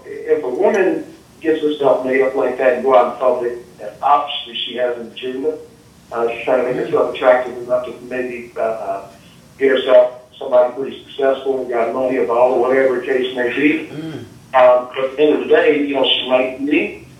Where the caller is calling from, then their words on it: Indianapolis, Indiana, United States; I'm from Indy.